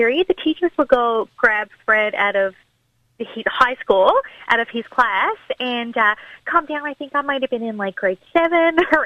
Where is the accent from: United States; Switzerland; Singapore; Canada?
Canada; Cape Shore, Newfoundland and Labrador; growing up on the Cape Shore area of the province, it's such a deeply rooted Irish area.